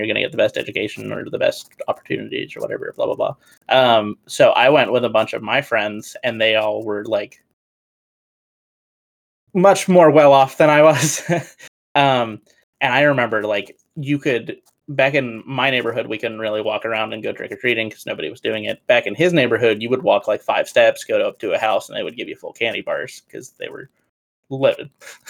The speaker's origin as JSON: {"language": "English", "region": "Maryland", "country": "United States", "tie": "born or raised there", "moved": "yes", "said": "back when we were growing up in Maryland"}